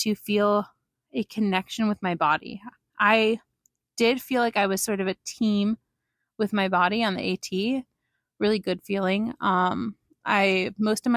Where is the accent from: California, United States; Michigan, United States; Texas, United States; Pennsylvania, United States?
Pennsylvania, United States; now in Princeton, United States; I'm originally from Pennsylvania, and I've been living for about a year and a half now in Princeton, New Jersey